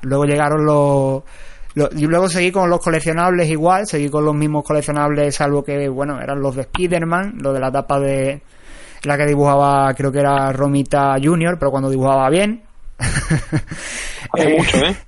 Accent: a town in the province of Seville, Andalusia, Spain; yo soy de Sevilla, pero soy de un pueblo, no soy de la misma Sevilla, entonces por aquí eh, en mi pueblo no había librerías especializadas

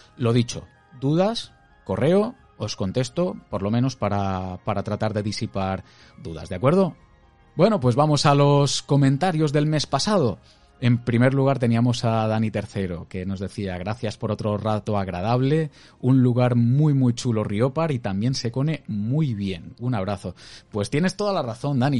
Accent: Crevillente, Valencian Community, Spain; la gente que somos de Crevillente

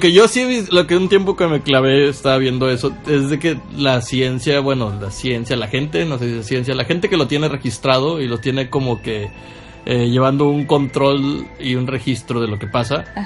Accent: Ciudad Valles, San Luis Potosí, Mexico; yo soy de Ciudad Valles

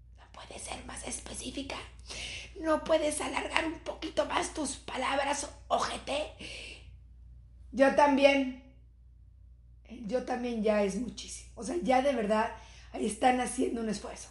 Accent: Mexico; somos madres mexicanas

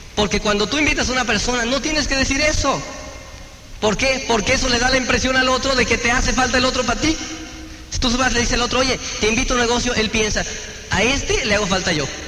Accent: Mexico; moved away; allá de donde yo soy, de Transingo

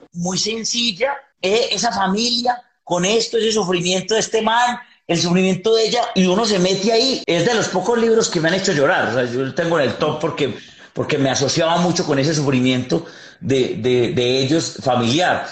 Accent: Yarumal, Antioquia, Colombia; Somos de Yarumal, Yarumal, Antioquia, un pueblo, un pueblo muy lindo, frío

